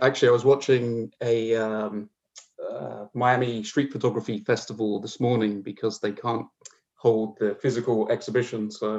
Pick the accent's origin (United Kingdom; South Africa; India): United Kingdom; England; also born or lived in Newcastle; I'm originally from Newcastle in the UK, though I don't have too much of an accent. As part of my sort of nomadic existence, I grew up on the south coast of England.